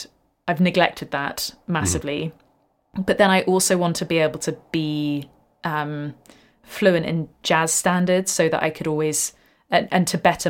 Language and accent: English; England, United Kingdom; moved away; I'm too English